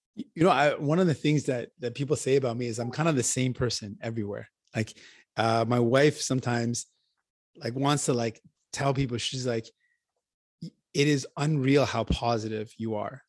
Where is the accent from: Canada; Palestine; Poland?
Canada; Windsor, Ontario; also born or lived in St. John's, Newfoundland / Grand Falls, Newfoundland; I grew up in Windsor and, and it's, uh, really warm